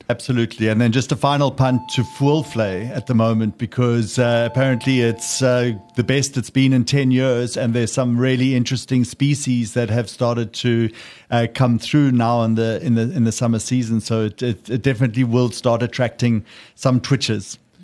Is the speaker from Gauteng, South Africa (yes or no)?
no; Pietermaritzburg, KwaZulu-Natal, South Africa; moved away; also born or lived in Sedgefield; I grew up near Maritzburg, but uh, we have a guest house also in Sedgefield now